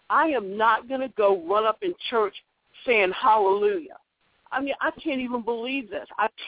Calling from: Virginia, United States; I'm calling from Virginia.

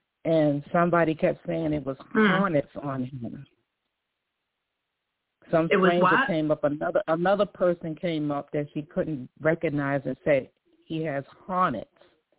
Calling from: New York, United States

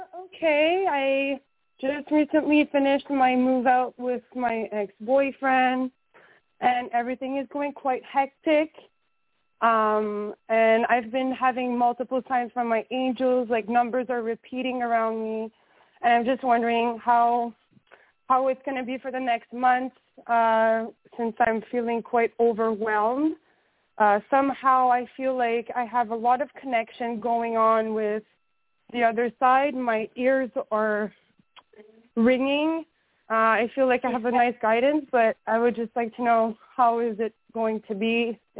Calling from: Montreal, Quebec, Canada; calling from Montreal.

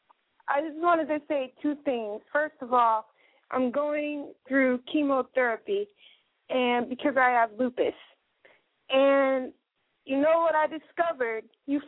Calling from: Wisconsin, United States; I'm calling you from Wisconsin

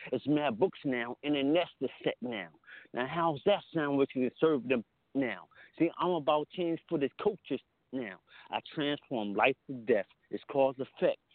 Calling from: Camden, New Jersey, United States; I'm calling from Camden, New Jersey

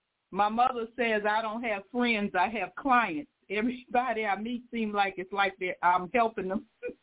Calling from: Chicago, Illinois, United States; I'm calling from Chicago.

